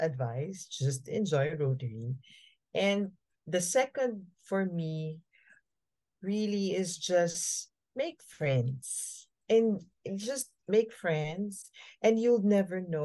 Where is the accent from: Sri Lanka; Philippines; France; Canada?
Philippines; Manila, Metro Manila; also born or lived in Bohol; I was born in Bohol, but Bohol is in Visayas, for your information. So it's near Cebu, Indra. Okay. I was born there, but before I turned one, I was moved here in Manila